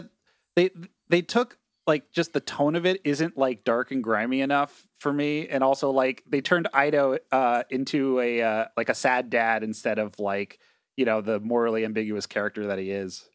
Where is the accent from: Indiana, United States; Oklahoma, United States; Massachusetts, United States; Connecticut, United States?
Connecticut, United States; I grew up in Connecticut